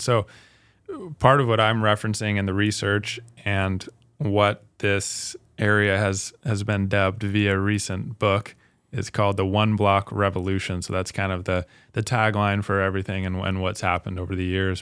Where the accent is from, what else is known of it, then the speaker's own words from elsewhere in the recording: Salt Lake City, Utah, United States; now in Spokane, United States; I'm from Salt Lake City